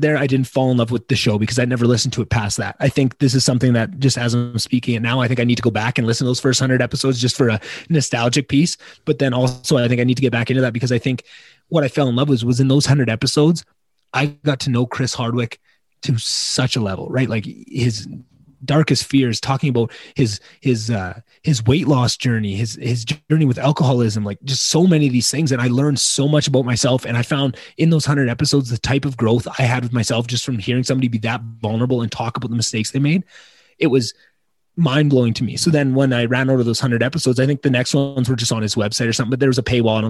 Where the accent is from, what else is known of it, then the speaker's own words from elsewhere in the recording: Slave Lake, Alberta, Canada; moved away; also born or lived in Edmonton, Alberta; I moved back to my hometown, Slave Lake, Alberta